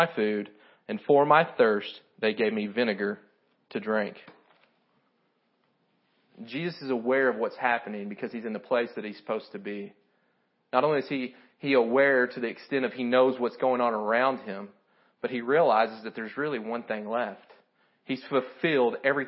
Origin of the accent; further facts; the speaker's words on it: Kentucky, United States; I'm from Kentucky. My English isn't great